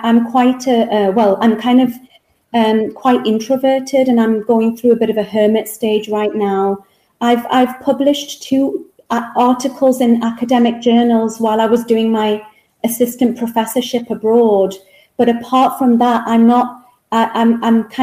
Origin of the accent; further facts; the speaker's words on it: England, United Kingdom; moved away as an adult; Back to England, yes. Back to my hometown here in England.